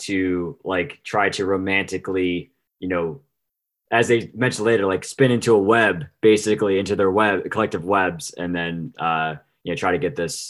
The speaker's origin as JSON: {"language": "English", "region": "New Jersey", "country": "United States", "tie": "born or raised there", "said": "growing up in the South Jersey area"}